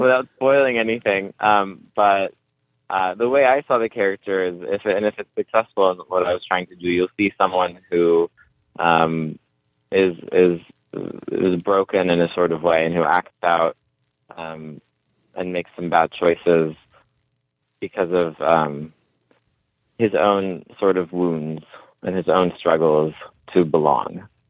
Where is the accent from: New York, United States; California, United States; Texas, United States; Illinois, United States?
California, United States; I'm from California and I'm like a millennial.